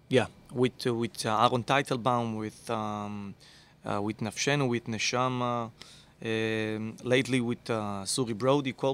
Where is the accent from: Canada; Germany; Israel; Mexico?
Israel; moved away as an adult; now in Miami, United States; I came here in the winter. I said, "Oh no, no, it's too cold for me because I'm, you know, I came from Israel, which is not too cold."